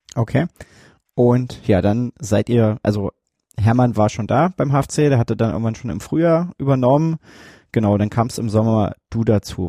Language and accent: German; Germany; ich komme hier aus der Gegend